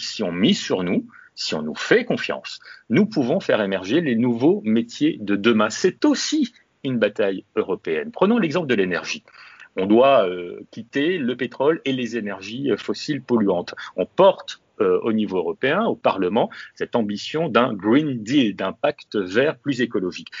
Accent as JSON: {"language": "French", "country": "Réunion", "tie": "born or raised there", "said": "Chez moi, à La Réunion"}